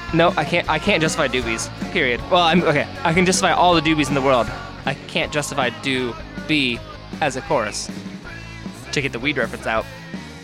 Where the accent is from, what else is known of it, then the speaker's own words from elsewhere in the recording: Indiana, United States; I'm from Indiana.